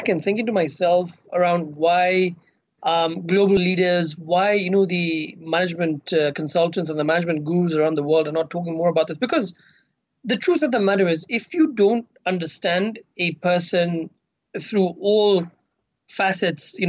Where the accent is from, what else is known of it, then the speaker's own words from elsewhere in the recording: Kenya; I've grown up in Kenya